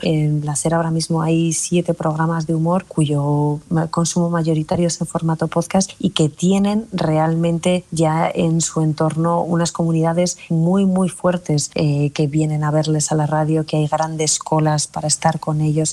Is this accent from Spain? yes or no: yes; Basque Country, Spain; Soy muy vasca también, soy muy del norte